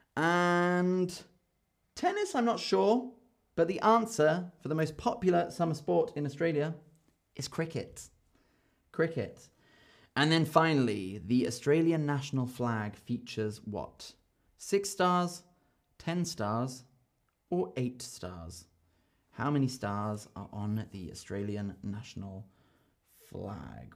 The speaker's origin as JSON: {"language": "English", "region": "London", "country": "United Kingdom", "said": "I'm from London"}